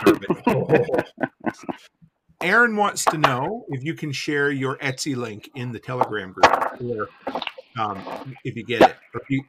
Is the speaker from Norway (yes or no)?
no; Canada; I'm a Canadian.